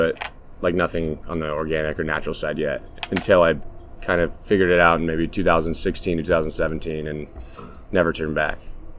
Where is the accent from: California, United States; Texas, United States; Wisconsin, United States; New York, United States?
California, United States; Sacramento; moved away as an adult; also born or lived in San Francisco; now in Los Angeles, United States; I am from Sacramento, beautiful Sacramento. It's very cool now, but it wasn't the coolest place when I grew up there. So I got out of there pretty quickly right after high school. Moved to San Francisco.